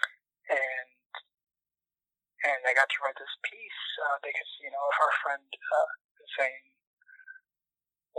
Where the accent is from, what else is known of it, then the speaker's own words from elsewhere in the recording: Canton, Michigan, United States; moved away as an adult; now in Minneapolis, United States; I am from Canton, Michigan